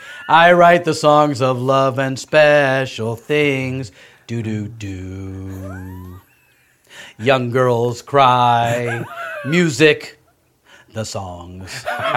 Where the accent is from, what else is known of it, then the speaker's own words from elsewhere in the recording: South Carolina, United States; I came from South Carolina.